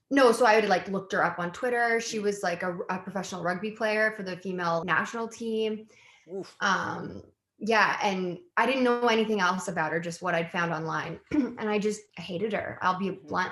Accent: White Rock, British Columbia, Canada; also born or lived in Halifax, Nova Scotia; I was born in Halifax and my dad's side of the family is all East Coast. And then like kind of made my way to the West Coast and like grew up in White Rock

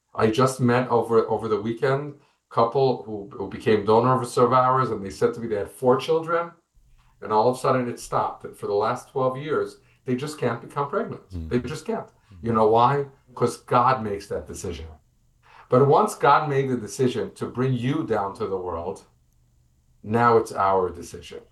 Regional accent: United States; now in Israel; I'm an American.

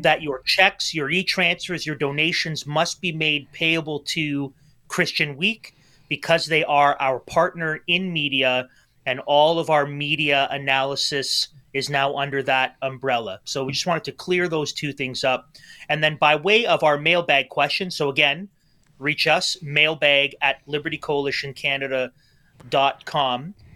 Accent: Toronto, Ontario, Canada; now in Kingston, Canada; my experience growing up in Toronto

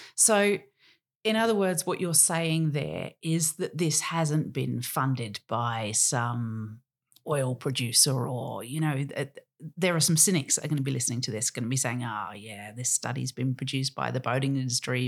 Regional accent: Australia; as an Australian

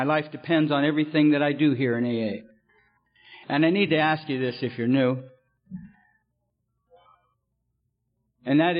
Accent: California, United States; also born or lived in Detroit, Michigan; I was born in Detroit and I come out to California when I was about 4 years old

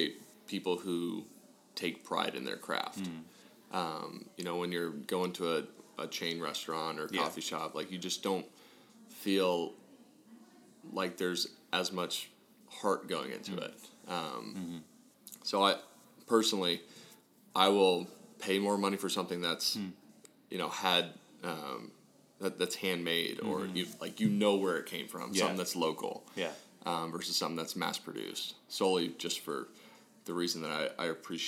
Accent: Scottsdale, Arizona, United States; moved away as an adult; also born or lived in Midwest; I'm from Scottsdale, Arizona originally and came out here because of a scholarship

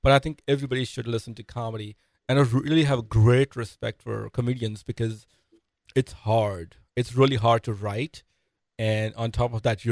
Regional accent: India; moved away; I'm an immigrant. I'm from India.

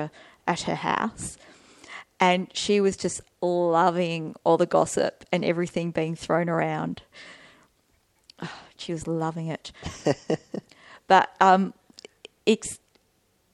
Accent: Melbourne, Victoria, Australia; I'm from Melbourne

